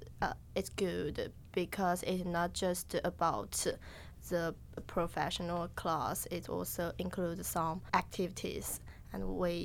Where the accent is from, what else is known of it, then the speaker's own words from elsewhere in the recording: Kunming, Yunnan, China; English is a second language; moved away as an adult; now in Chicago, United States; my major is finance, and I came from the same city with KU.